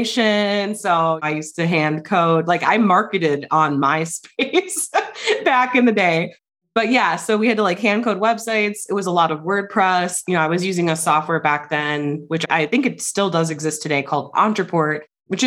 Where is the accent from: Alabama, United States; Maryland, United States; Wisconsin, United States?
Wisconsin, United States; now in New Mexico, United States; I'm from Wisconsin. You can probably detect the accent, but I actually live in New Mexico.